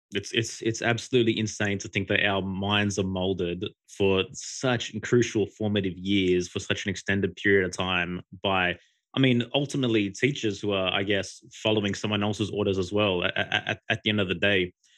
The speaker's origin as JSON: {"language": "English", "country": "Australia", "said": "I'm from Aus-, from Australia"}